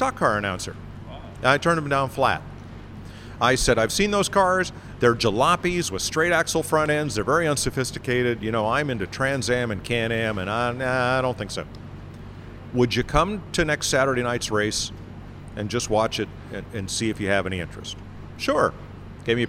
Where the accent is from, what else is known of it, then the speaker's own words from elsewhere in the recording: north of Hartford, central Connecticut, United States; the Mercury dealer next to my hometown in central Connecticut, north of Hartford